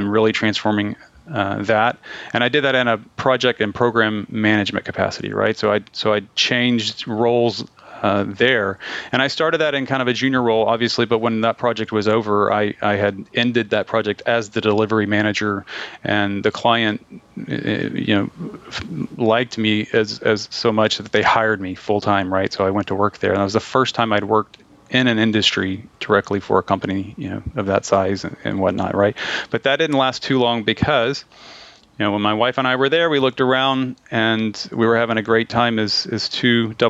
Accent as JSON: {"language": "English", "town": "Liberty", "region": "Texas", "country": "United States", "tie": "born or raised there", "said": "I grew up in Liberty, very much an oil and gas town."}